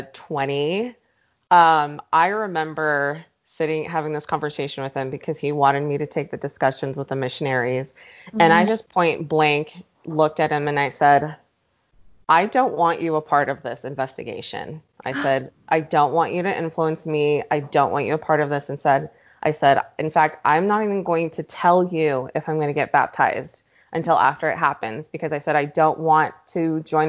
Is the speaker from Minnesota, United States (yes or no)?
no; Pleasant Grove, Utah, United States; also born or lived in Los Angeles, California; we moved to Pleasant Grove, I mean, we were one of the very, very few